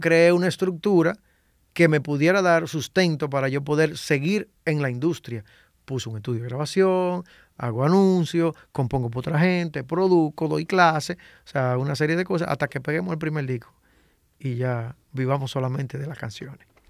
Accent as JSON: {"language": "Spanish", "town": "Santo Domingo Este", "region": "Distrito Nacional", "country": "Dominican Republic", "tie": "born or raised there", "said": "yo me crié en Invivienda, yo salí de Invivienda a los 27 años."}